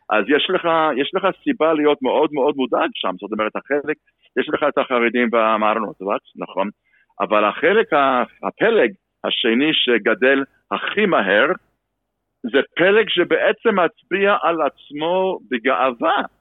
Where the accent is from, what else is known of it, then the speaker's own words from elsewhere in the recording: United States; moved away as an adult; also born or lived in Los Angeles; now in Israel; אני בא משם, משפחתך באה משם.